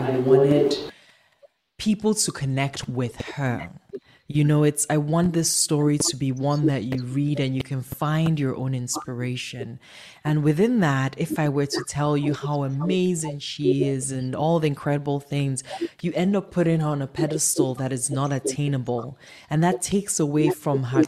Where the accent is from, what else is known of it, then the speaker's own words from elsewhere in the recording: Nigeria; we're Nigerian